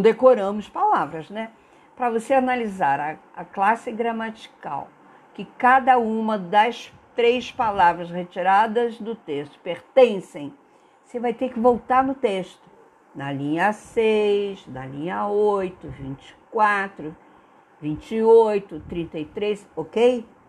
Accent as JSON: {"language": "Portuguese", "country": "Brazil", "said": "nós brasileiros"}